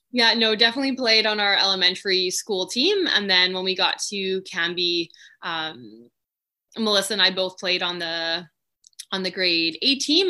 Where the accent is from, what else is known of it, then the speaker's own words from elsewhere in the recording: Richmond, British Columbia, Canada; born and raised in Richmond